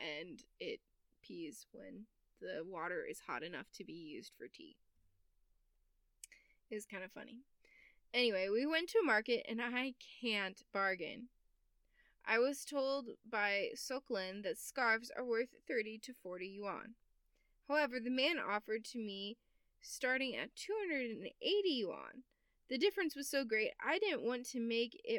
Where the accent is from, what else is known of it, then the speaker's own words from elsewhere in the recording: United States; I'm American